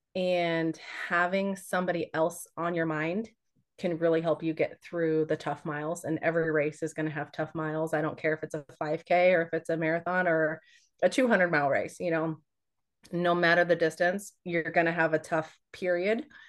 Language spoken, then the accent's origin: English; Hays, Kansas, United States; I went to college at Fort Hays, um, in Hays, Kansas. That's where I'm, I'm from